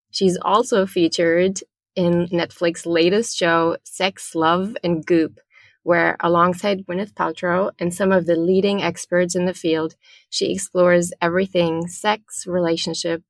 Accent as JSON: {"language": "English", "country": "Germany", "said": "I'm originally from Germany."}